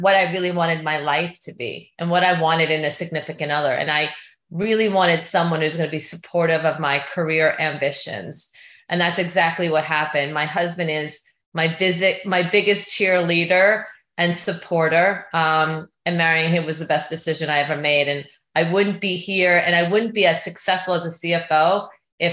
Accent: Long Island, New York, United States; moved away as an adult; now in Southern California, United States; I grew up in Long Island

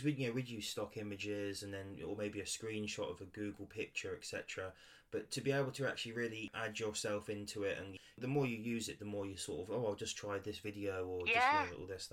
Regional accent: Ipswich, East of England, United Kingdom; moved away; I'm from Ipswich originally, and we've got a massive Debenhams

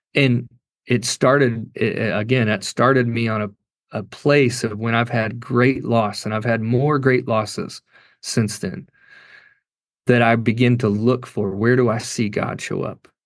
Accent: Kentucky, United States; I grew up in Kentucky

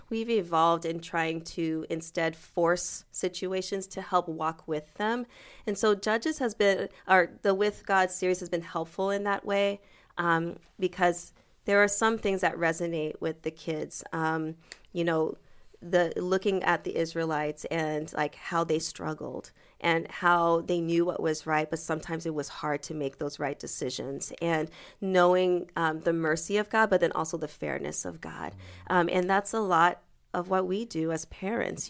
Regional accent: Manchester, New Hampshire, United States; first language French; English is a second language; moved away as an adult; also born or lived in Boston, Massachusetts / St. Louis, Missouri / Cleveland, Ohio; I was born in Boston. Okay. And raised in Manchester, New Hampshire.

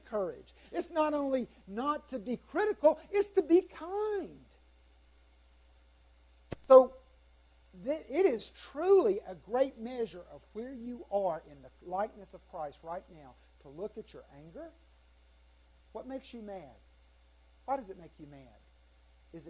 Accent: South Carolina, United States; I'm from South Carolina.

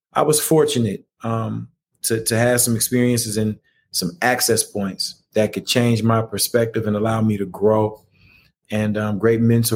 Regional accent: Atlanta, Georgia, United States; Atlanta for me, growing up on the West Side, like you mentioned, going to Therrell High School, grew up right there between Campbellton Road and DeLow

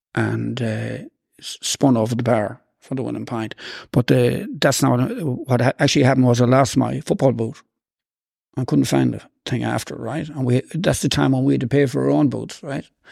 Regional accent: Boyle, Connacht, Ireland; we were growing up in Saint Ronan's

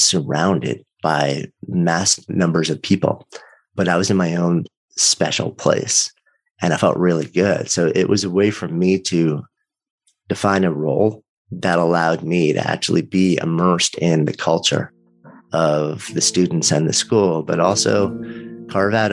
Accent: outside of New York, United States; I grew up outside of New York, but you know, around the city a bunch.

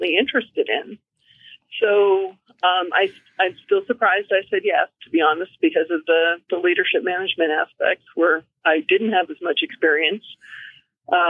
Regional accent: Davis, California, United States; moved away as an adult; also born or lived in Washington / Reno, Nevada / Galway, Ireland; now in Fairbanks, United States; my background is I grew up in Davis, California, which is in the Central Valley near Sacramento, so northeast of San Francisco

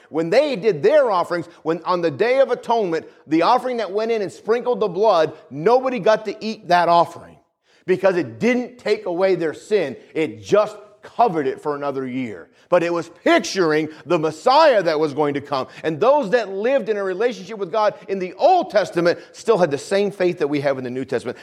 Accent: New England, United States; moved away; Where I grew up, where I grew up in New England

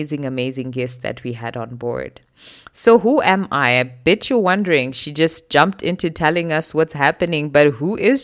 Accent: Zimbabwe; moved away as an adult; also born or lived in South Africa; now in Germany; I was born in Zimbabwe, born and raised most of my life.

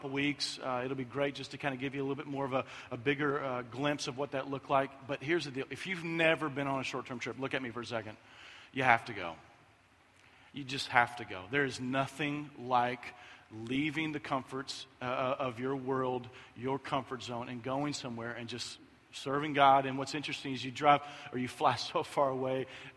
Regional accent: Kentucky, United States; moved away; I'm from Kentucky

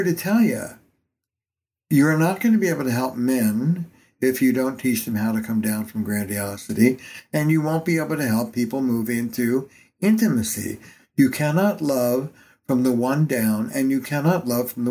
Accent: New York, United States; now in Boston, United States; I'm a New Yorker

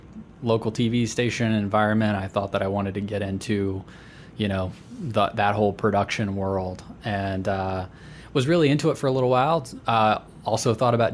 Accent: Eastern North Carolina, United States; Eastern North Carolina. This was Nash, Edgecombe, and Wilson counties.

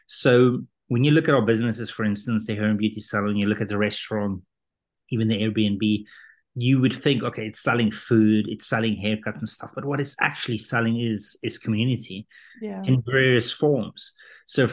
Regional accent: South Africa; moved away as an adult; also born or lived in London; I was born in South Africa and grew up there, had a German dad, Dutch mom

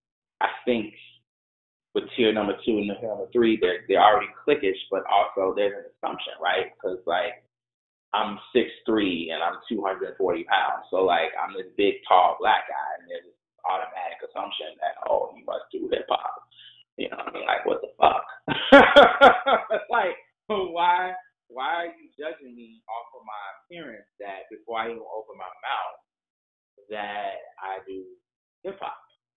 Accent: Chicago, Illinois, United States; also born or lived in New York City, United States; now in Los Angeles, United States; I was born in Chicago, but I feel connected to New York. I spent a long time in New York.

